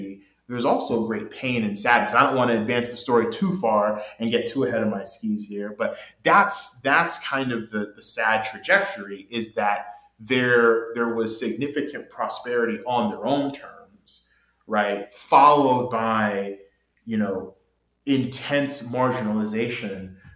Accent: Oklahoma, United States; as a kid growing up in Oklahoma

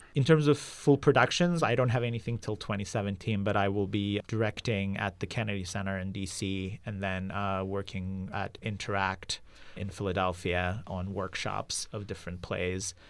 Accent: Izmit, Kocaeli, Turkey; moved away as an adult; also born or lived in Istanbul; now in San Francisco Bay Area, United States; I grew up in Izmit, which is about an hour east of Istanbul.

